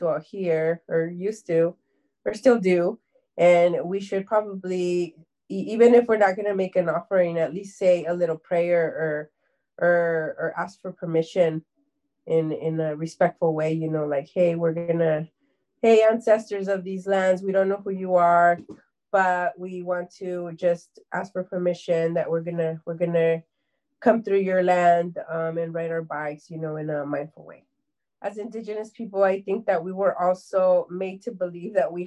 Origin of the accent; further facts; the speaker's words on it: Anaheim, California, United States; I was raised and born in Anaheim, California